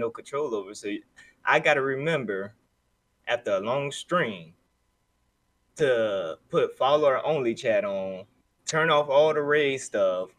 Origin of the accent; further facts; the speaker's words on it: California, United States; moved away; A trip back home to California. Sunny California